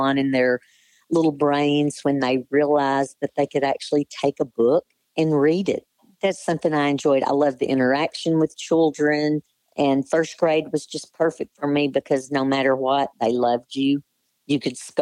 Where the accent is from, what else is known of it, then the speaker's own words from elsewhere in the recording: Lone Oak, United States; moved away as an adult; also born or lived in Bryant, Arkansas; I was raised in Lone Oak and went to school all 12 years there